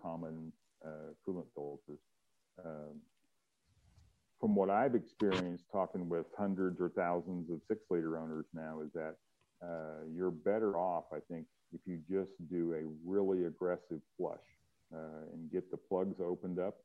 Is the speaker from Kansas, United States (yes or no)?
yes; Kansas, United States; I grew up in Kansas and we had salt on the roads there all the time